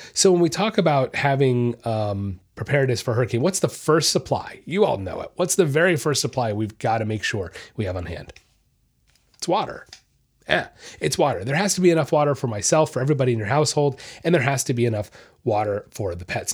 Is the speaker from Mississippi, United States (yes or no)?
no; Orlando, Florida, United States; I'm from Orlando, that's where I was raised